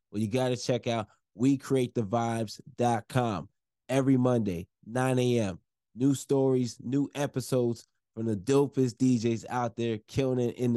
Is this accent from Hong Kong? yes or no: no; Nigeria; I'm Nigerian, so, Igbo.